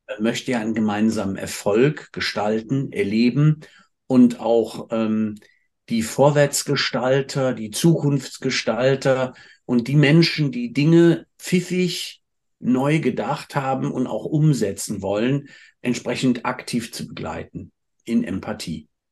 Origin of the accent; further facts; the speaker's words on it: Cologne, North Rhine-Westphalia, Germany; als Kölsche Jung